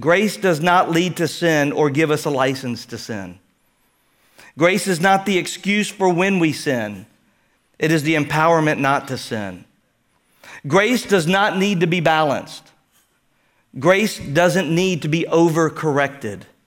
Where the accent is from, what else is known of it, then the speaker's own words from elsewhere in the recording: Houston, Texas, United States; growing up in Houston